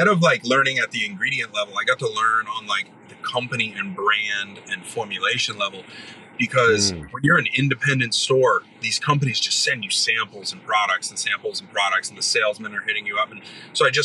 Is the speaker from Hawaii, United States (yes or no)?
no; Maine, United States; moved away as an adult; also born or lived in Ohio; I grew up in Maine, but I was in Ohio at the time